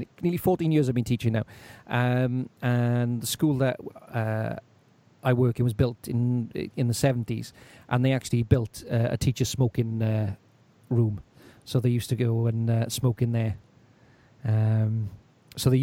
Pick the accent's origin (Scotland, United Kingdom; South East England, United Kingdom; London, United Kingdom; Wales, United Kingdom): Wales, United Kingdom; Welsh; being Welsh